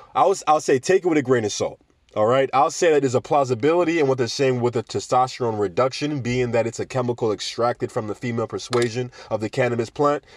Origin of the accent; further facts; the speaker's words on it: Jamaica; Jamaica, my home country